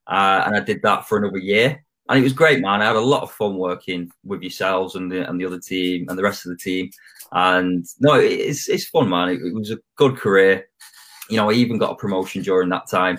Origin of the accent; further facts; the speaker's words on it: Manchester, North West England, United Kingdom; also born or lived in Australia / Thailand; I'm from Manchester